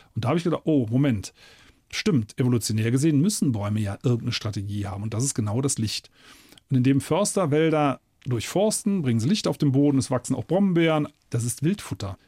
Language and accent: German; Eifel, Germany; bei uns in der Eifel